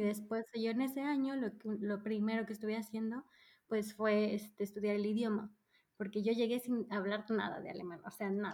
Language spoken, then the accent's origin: Spanish; Mérida, Yucatán, Mexico; moved away as an adult; also born or lived in Mexico City / Berlin / Ulm / Freiburg; now in Stuttgart, Germany; crecí en el sur de México, prácticamente soy de ahí. O sea, solo nací en la Ciudad de México, pero desde muy chica eh, nos mudamos al sur, así que yo vengo prácticamente de Mérida.